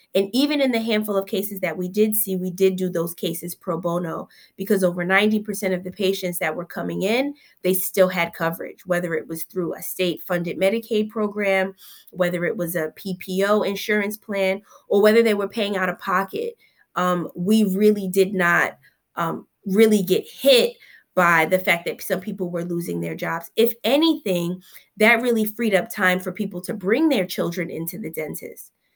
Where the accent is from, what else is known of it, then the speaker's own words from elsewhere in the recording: Newark, New Jersey, United States; I'm a Newark native, born right here, um, at Newark Beth Israel. I'm a product of the South Ward. I grew up in Seth Boyton Housing Project until I was around fifteen years old